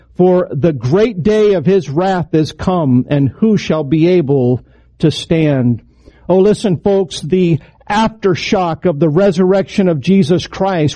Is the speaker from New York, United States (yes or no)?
no; Idaho, United States; moved away; my home state, Idaho